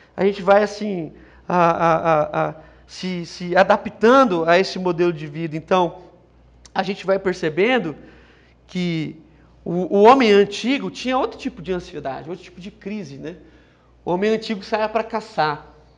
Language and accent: Portuguese; São José do Rio Preto, São Paulo, Brazil; eu sou de São José do Rio Preto